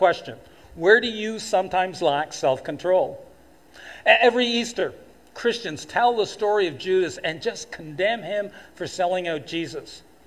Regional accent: Toronto, Ontario, Canada; moved away as an adult; now in Fort McMurray, Canada; as a kid and young adult growing up in Toronto

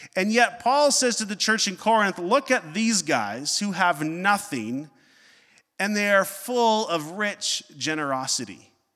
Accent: Northern Ontario, Canada; growing up in Northern Ontario.

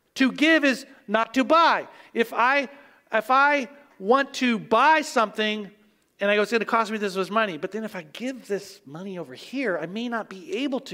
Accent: Oklahoma, United States; moved away; I grew up in Oklahoma

